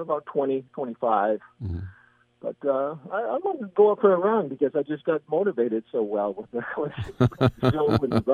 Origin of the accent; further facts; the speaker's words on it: Lansing, Michigan, United States; I grew up in Lansing at the same time